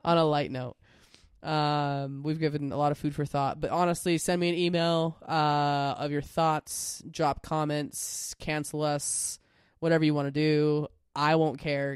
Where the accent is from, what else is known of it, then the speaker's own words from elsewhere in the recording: United States; I'm a reasonably proud American